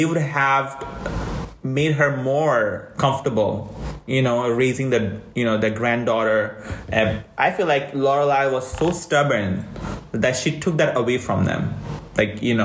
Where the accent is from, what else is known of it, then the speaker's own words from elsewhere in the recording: India; we are Indian